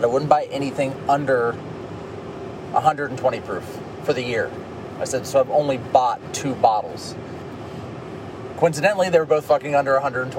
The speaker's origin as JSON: {"language": "English", "region": "Midwest", "country": "United States", "accent": "Midwestern", "said": "my Midwestern accent."}